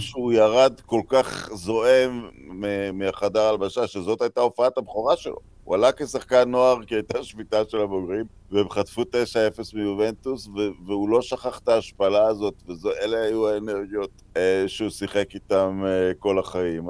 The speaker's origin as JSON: {"language": "Hebrew", "town": "Netanya", "region": "Central District", "country": "Israel", "tie": "born or raised there", "said": "גדלתי בנתניה"}